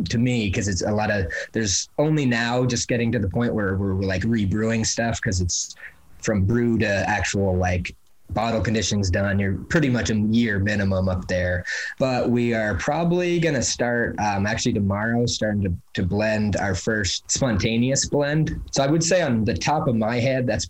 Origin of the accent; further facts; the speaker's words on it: Milo, Maine, United States; now in Portland, United States; the town that my brother and I grew up in Milo, which is about 2.5 hours north of Portland